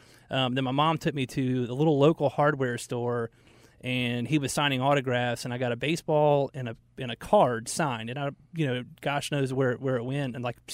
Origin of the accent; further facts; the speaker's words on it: Atlanta, Georgia, United States; Now, I grew up in Atlanta